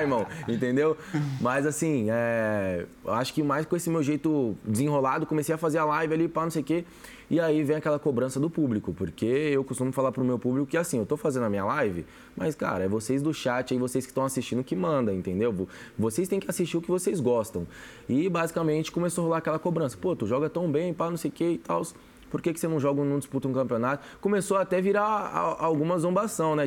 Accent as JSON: {"language": "Portuguese", "region": "São Paulo", "country": "Brazil", "tie": "born or raised there", "said": "eu que nasci na comunidade, para quem conhece, eu vim da zona sul de São Paulo ali, Capão Redondo, Campo Limpo, então é bem quebrada mesmo"}